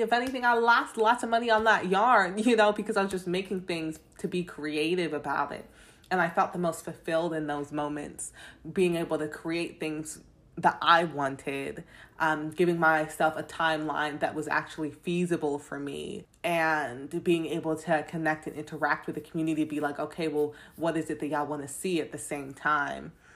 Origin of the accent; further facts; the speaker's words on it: London, United Kingdom; now in United States; I was born in London. I grew up in London, but then I moved to America. So I got this funny accent